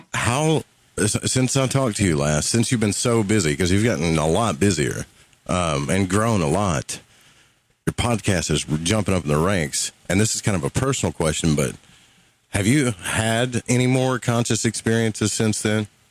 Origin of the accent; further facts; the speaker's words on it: the South, United States; accent: southern; both got the uh, southern accent